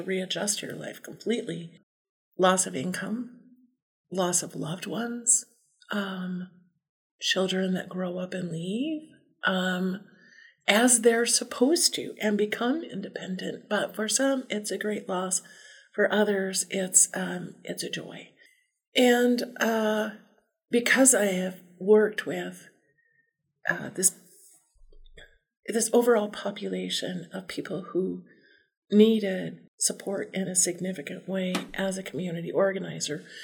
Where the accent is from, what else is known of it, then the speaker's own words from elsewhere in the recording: Southern Arizona, United States; also born or lived in Southern California; now in Belgrade, Montana, United States; I was born in Southern Arizona and then spent quite a bit of time in Southern California too